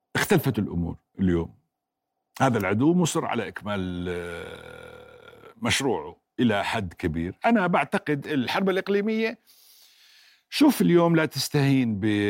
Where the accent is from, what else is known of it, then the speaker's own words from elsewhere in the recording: Jordan; أنا كأردني